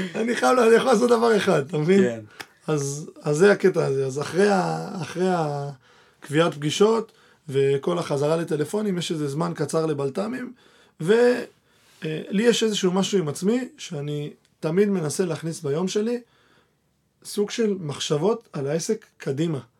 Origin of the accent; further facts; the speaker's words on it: Argentina; also born or lived in Petah Tikva; now in Israel; עכשיו אני ארגנטינאי